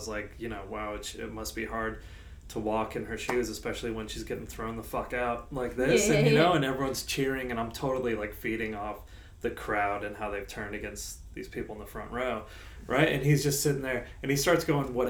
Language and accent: English; United States; now in Australia; if I get introduced as American